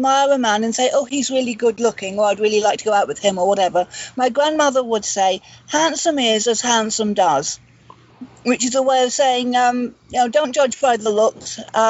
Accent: Devon, South West England, United Kingdom; moved away; I'm from Devon originally

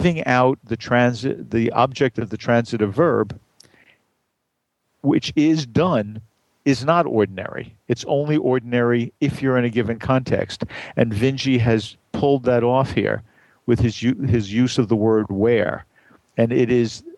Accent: New York City, New York, United States; I grew up in Brooklyn

